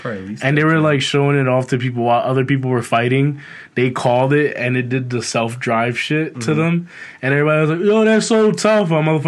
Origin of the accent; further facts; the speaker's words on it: United States; I'm American.